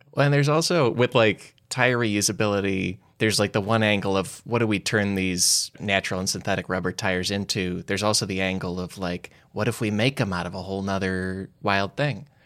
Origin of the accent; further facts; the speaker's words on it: United States; I'm an American